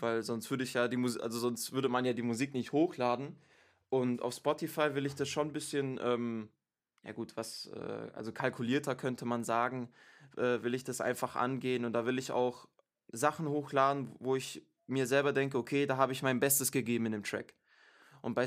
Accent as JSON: {"language": "German", "town": "Stuttgart", "region": "Baden-Württemberg", "country": "Germany", "moved": "yes", "lives_now": "Munich, Germany", "said": "Ich bin ursprünglich Stuttgarter, aber bin zurzeit wohnhaft in München"}